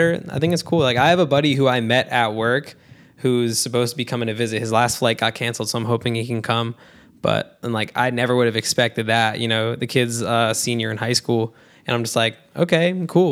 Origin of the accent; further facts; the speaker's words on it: New Jersey, United States; I'm from Jersey. I live by the shore